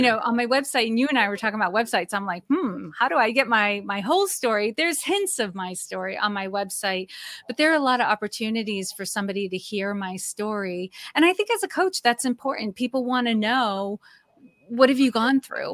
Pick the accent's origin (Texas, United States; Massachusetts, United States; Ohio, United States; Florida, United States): Massachusetts, United States; also born or lived in Maine / Old Orchard Beach, Maine; now in Norfolk, Virginia, United States; I was born and raised in Massachusetts